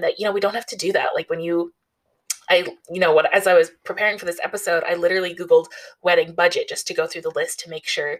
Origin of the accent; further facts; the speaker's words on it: Canada; I am Canadian, living in a major city in Canada